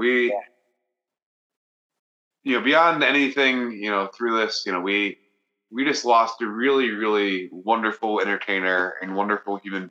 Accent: Green Bay, Wisconsin, United States; my hometown of Green Bay

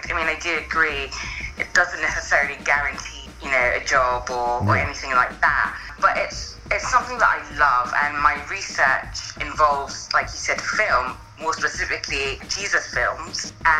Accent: London, United Kingdom; now in Exeter, United Kingdom; I am from London, but I've moved out now to a place called Exeter, which is in more the southwest of the UK.

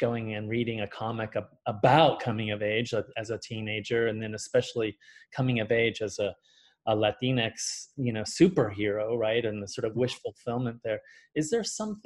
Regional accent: Central Valley, California, United States; also born or lived in Mexico; when we moved from Mexico, I was about 5 years old, and the corner store where we lived in the Central Valley, North Central Valley in California

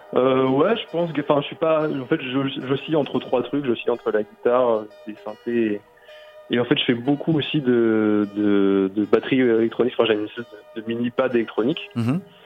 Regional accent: France; je suis français et au fait j'habite à deux minutes

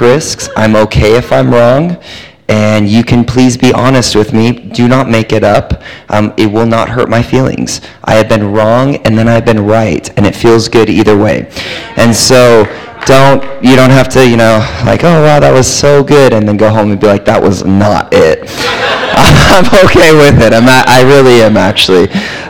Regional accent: California, United States; accent: American; also born or lived in Texas; We're from California

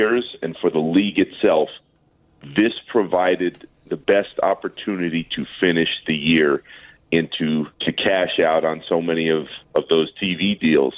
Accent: Orlando, Florida, United States; I grew up in Orlando

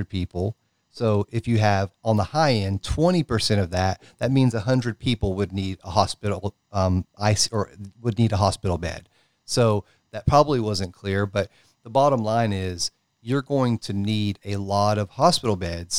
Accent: Tennessee, United States; my home state here of Tennessee

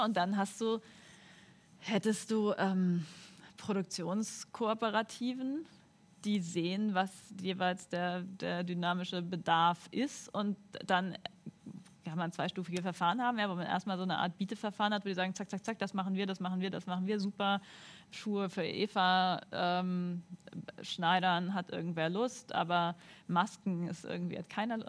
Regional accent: Northern Germany, Germany; also ich bin Norddeutsche

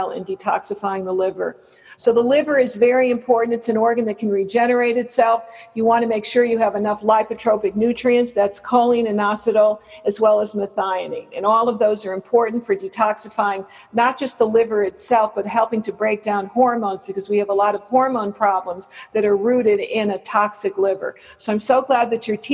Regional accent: West Hartford, Connecticut, United States; moved away; I'm from West Hartford, Connecticut

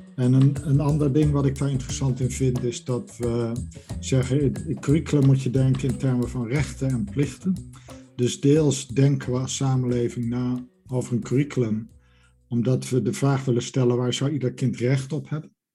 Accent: Netherlands; moved away as an adult; also born or lived in United Kingdom; now in Edinburgh, United Kingdom; geboren in Nederland en sinds ruim 20 jaar werkende in Groot-Brittannië.

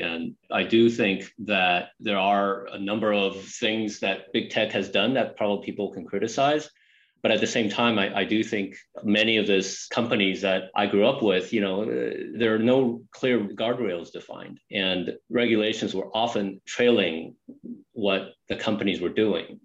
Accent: San Jose, California, United States; also born or lived in Taipei, Taiwan; I just love growing up in California, and I'm obviously still a Californian

